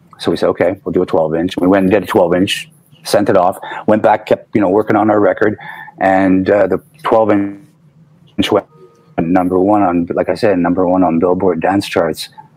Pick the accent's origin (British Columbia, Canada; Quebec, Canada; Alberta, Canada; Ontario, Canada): Quebec, Canada; Montreal; also born or lived in Illinois, United States; Good thing about growing up in Montreal was that we got a lot of European influence